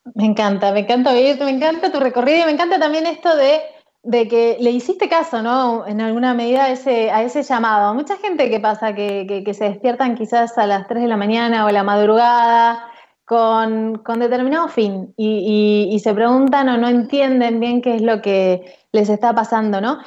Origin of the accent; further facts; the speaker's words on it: Pilar, Buenos Aires Province, Argentina; en Pilar, de donde soy